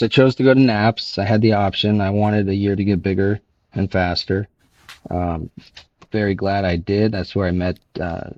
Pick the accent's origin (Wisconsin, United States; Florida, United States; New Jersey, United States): Florida, United States; Miami; I grew up in Miami, Florida